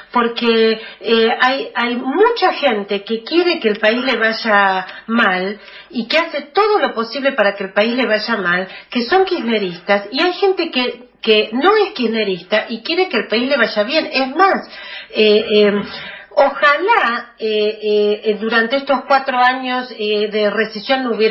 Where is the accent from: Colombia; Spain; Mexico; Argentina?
Argentina; los que no somos kirchneristas, simplemente lo que queremos que se nos reconozca es que nosotros también somos argentinos.